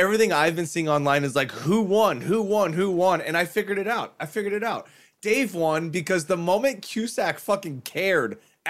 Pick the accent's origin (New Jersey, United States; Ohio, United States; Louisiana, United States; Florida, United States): Florida, United States; I'm from Florida.